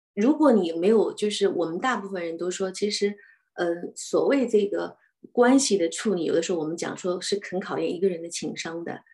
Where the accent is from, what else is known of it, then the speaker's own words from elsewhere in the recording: China; now in Australia; 我们中国人讲家丑不可外扬